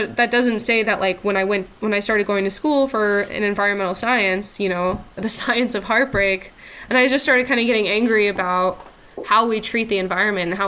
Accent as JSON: {"language": "English", "region": "southern Utah", "country": "United States", "tie": "born or raised there", "also_born_or_lived": "Salt Lake City", "moved": "yes", "lives_now": "Eastern Washington, United States", "said": "I grew up in a very rural place."}